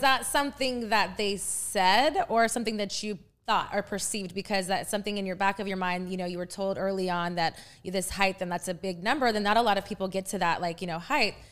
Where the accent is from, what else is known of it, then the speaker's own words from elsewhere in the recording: Texas, United States; moved away as an adult; now in Los Angeles, United States; I'm from Texas